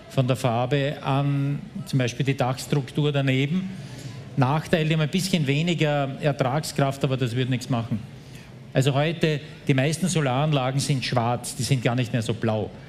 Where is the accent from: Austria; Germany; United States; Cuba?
Austria; Und Österreich ist noch schlechter wie die Schweiz, aber dafür bin ich auch nicht stolz als Österreicher.